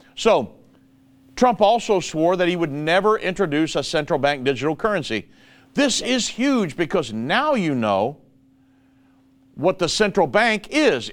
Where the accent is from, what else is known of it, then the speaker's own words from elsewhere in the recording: United States; I am a Christian minister and I'm an American